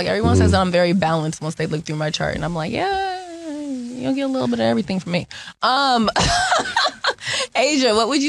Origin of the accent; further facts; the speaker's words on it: Seattle, Washington, United States; I'm from Seattle.